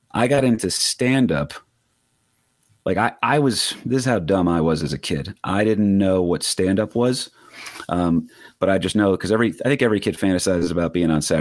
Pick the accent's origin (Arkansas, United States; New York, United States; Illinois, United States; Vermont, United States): New York, United States; Staten Island; Why are you not doing jokes about the street I grew up on in Staten Island?